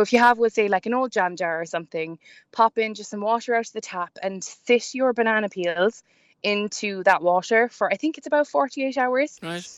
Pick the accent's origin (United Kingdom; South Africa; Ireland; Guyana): Ireland; we're all Irish